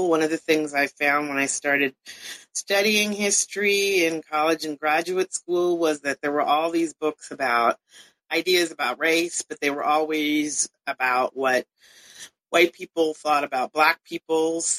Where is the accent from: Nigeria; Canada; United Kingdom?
Canada; also born or lived in California, United States; I was born in California originally and grew up a lot of places, but mostly Canada and to some extent Europe. So, in some ways, I became curious about the United States because we were sort of expatriate Americans.